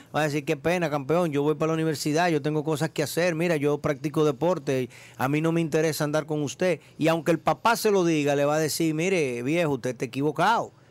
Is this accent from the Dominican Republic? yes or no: yes; Dominican Republic; yo como dominicano salgo de acá